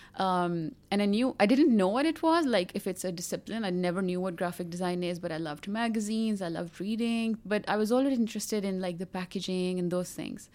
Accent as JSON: {"language": "English", "country": "Pakistan", "said": "I'm from Pakistan. Most of my life I have been, uh, living in Pakistan"}